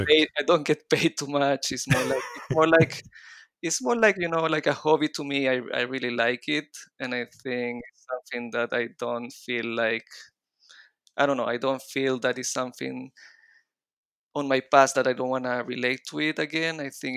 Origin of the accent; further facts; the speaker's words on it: Chile; accent: mix of Israeli and Latin American Spanish; also born or lived in Israel; But then I moved to Chile when I was four. So my accent is mixing up a little bit of the Israeli accent and the Latin American Spanish accent.